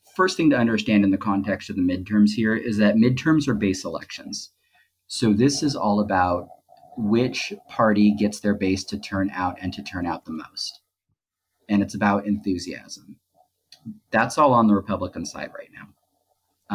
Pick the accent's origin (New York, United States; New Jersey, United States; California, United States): California, United States; Southern; growing up in Southern California